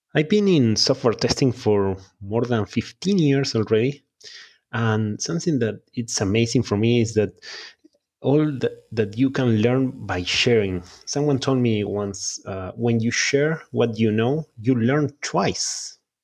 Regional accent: Uruguay; first language Spanish; English is a second language; moved away as an adult; now in California, United States; I'm a native Spanish speaker, yeah. I'm from Uruguay in South America, and in two thousand nineteen, my wife and I moved to California for a couple of years.

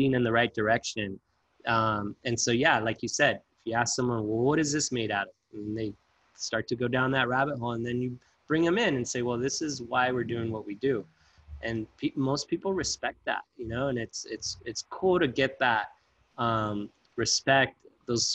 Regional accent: Bell Gardens, California, United States; I grew up in Southeast LA in Bell Gardens

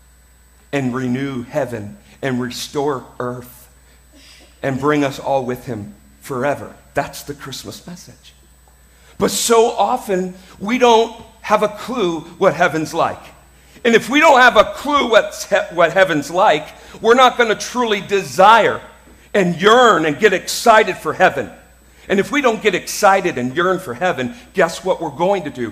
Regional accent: United States; I'm an American

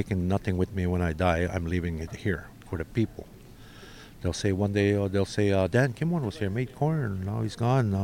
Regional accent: Wikwemikong, Ontario, Canada; I am from Wequemacon, Ontario, Canada

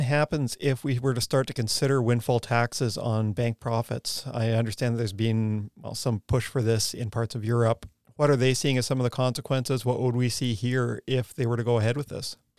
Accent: Canada; moved away as an adult; also born or lived in United States; now in New Zealand; I'm Canadian, go to grad school in the U S

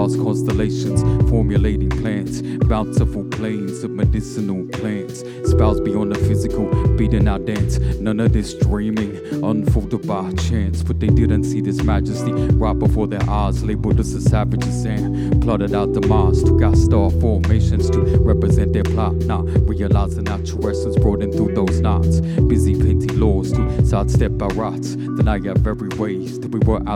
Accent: Australia; also born or lived in Kulin Nation (Victoria); I'm a Yorta Yorta person myself

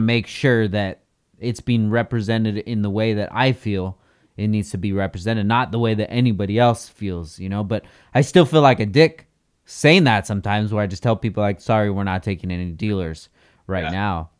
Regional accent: Oxnard, California, United States; also born or lived in Carson City, Nevada; I grew up here in Oxnard

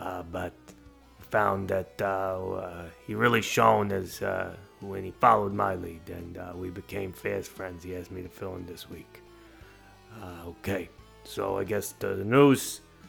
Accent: Canada; I'm a Canadian through and through. I'd like to say that if you cut me, I will bleed maple syrup.

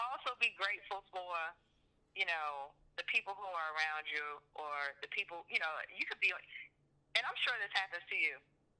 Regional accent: Baltimore, Maryland, United States; moved away; I'm from Baltimore, but most of the shows I've done have always been outside of Baltimore. So me being back, I've only been back in Maryland for 2 years.

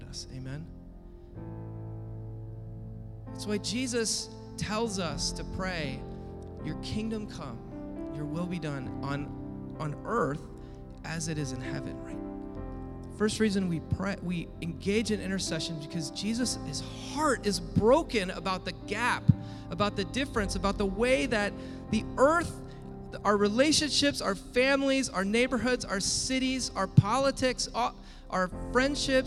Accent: Washington, United States; the lake cabin where I grew up in Washington State

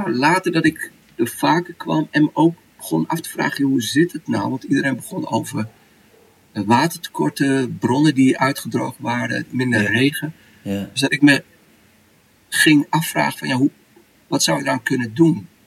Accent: Saudi Arabia; bij ons in Saudi heb je het water wat nog uit de bronnen komt of uit de waterputten is een beetje.

